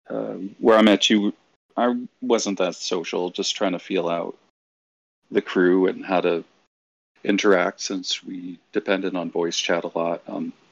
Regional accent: Massachusetts, United States; moved away; Uh, well, so I'm from Massachusetts. Anyone knows too that folks like us, I don't have an accent anymore. I moved around and it neutralized

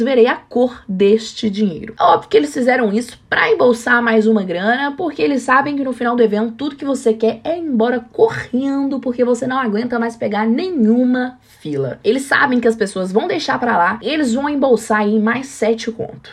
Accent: Brazil; sendo brasileira há 24 anos

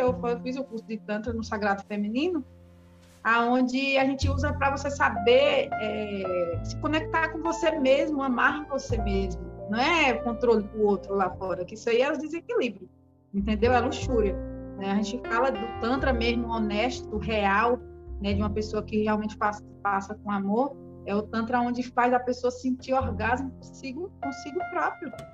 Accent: Seabra, Bahia, Brazil; eu sou daqui de Seabra

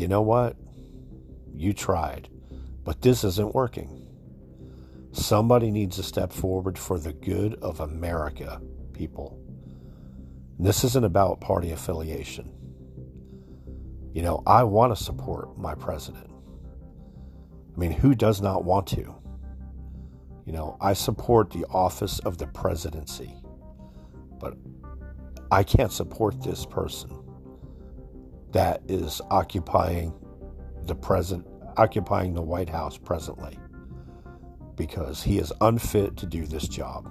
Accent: New Jersey, United States; now in Florida, United States; I'm from the New Jersey area. I was born there, but I've been here since the late 80s

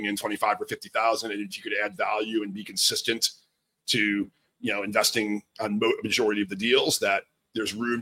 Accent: outside New York City, New Jersey, United States; moved away as an adult; also born or lived in Manhattan, New York; I grew up outside of New York City in New Jersey and always wanted to live in the city.

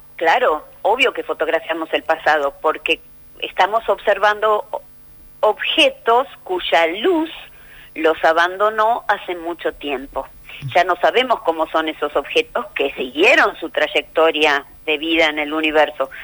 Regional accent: Argentina; Los argentinos

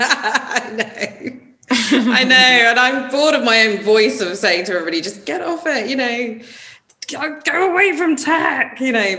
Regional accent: United Kingdom; as British people

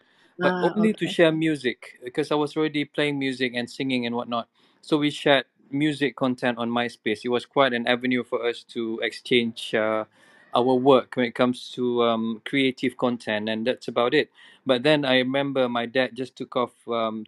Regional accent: Indonesia; now in Malaysia; I grew up in Indonesia, and being in Indonesia, it was a different world altogether, where being an international school

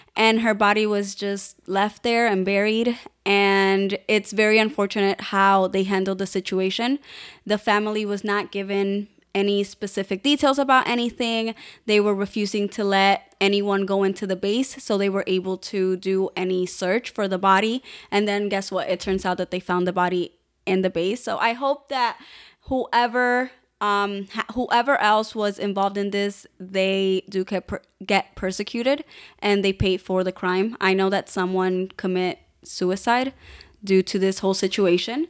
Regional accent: Chicago, Illinois, United States; also born or lived in Cuba; I was raised here in Chicago pretty much.

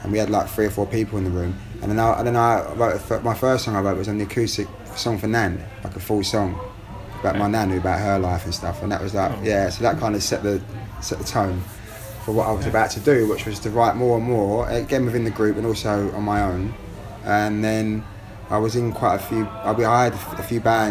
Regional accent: London, United Kingdom; I was born in London

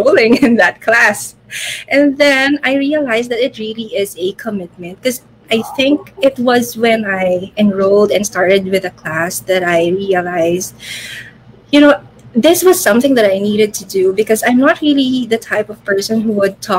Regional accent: Philippines; I am from the Philippines. So I am currently here in Manila

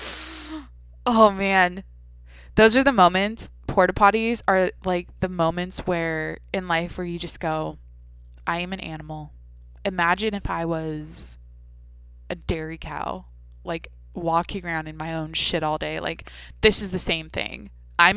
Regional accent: Washington, United States; moved away; I'm from Washington

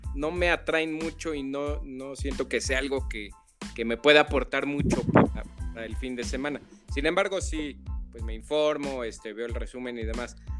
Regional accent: Mexico; somos los mexicanos

